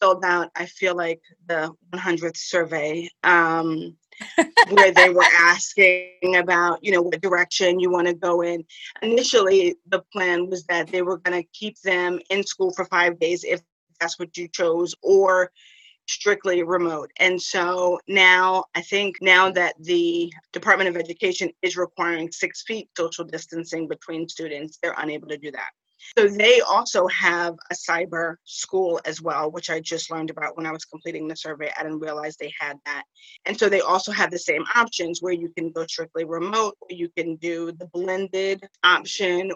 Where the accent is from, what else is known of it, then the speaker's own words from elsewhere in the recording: New York City, New York, United States; I'm originally a New Yorker. I'm from the Bronx, born and bred